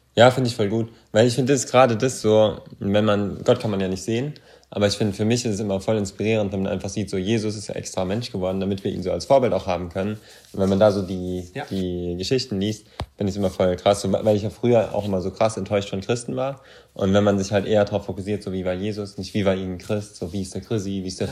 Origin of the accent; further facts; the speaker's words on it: Germany; als Deutscher